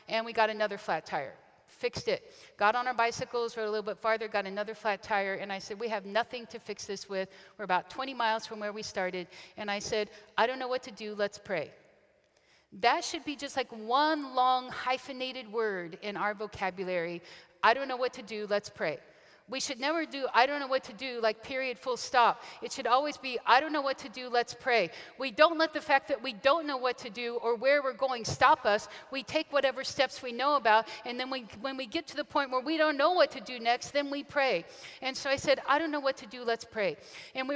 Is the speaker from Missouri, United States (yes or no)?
yes; Kansas City, Missouri, United States; moved away as an adult; also born or lived in Western China; a kid from Kansas City grew up and moved 12 time zones away